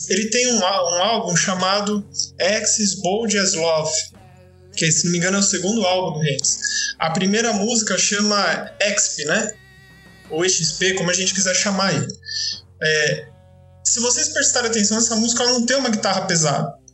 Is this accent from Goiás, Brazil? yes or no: no; São Paulo, Brazil; also born or lived in Franca; eu tô no interior aqui em Franca, mas enfim, eu sou paulistano